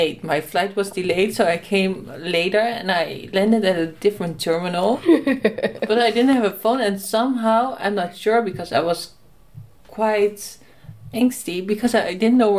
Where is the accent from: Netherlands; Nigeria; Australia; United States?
Netherlands; I'm from the Netherlands.